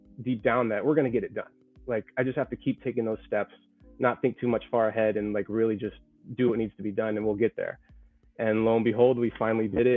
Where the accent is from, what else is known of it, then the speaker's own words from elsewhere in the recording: the Bay Area, California, United States; We're all from the Bay Area.